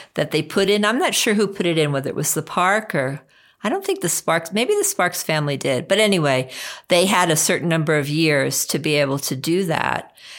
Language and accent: English; Baldwin, New York, United States; moved away as an adult; also born or lived in Cortland, New York / Scituate, Massachusetts / Grand Canyon, Arizona; born and raised on Long Island